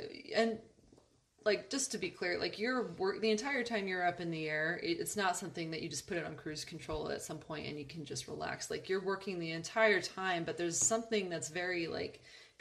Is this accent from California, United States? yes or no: yes; Upland, California, United States; I grew up in Upland, and Upland High School has a bagpipe band